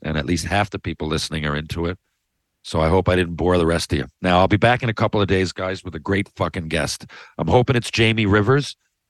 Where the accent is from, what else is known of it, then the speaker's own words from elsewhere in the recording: Canada; Probably my best moment as a Canadian in a fucking exhibition